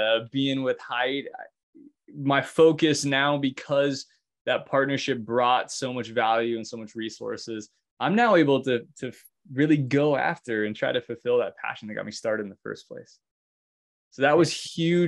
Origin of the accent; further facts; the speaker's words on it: Alaska, United States; now in Oregon, United States; I'm from Alaska originally.